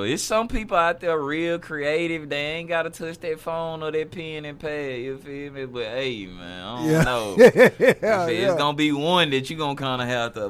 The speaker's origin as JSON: {"language": "English", "town": "Ruston", "region": "Louisiana", "country": "United States", "tie": "born or raised there", "said": "Man, really small. I ain't gonna lie, Ruston small, but you know, it's still like a small. It's a small city because you got Louisiana Tech College down there."}